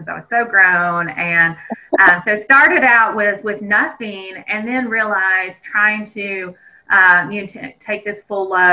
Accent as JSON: {"language": "English", "region": "southeastern Kansas", "country": "United States", "tie": "born or raised there", "moved": "as an adult", "said": "My community college has, it's a residential campus, had quite a few different athletic teams. And so we really attracted students from all over the nation to southeastern Kansas"}